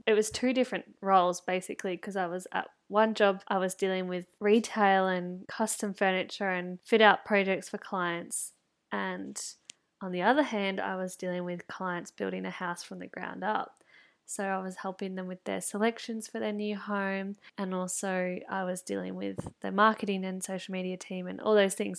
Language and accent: English; country Victoria, Australia; also born or lived in Melbourne; I was going between Melbourne and my hometown in country Victoria